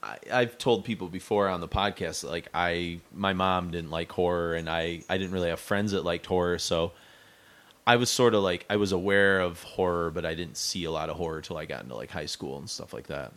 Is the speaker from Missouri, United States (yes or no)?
no; Mount Pleasant, Michigan, United States; we grew up in Mount Pleasant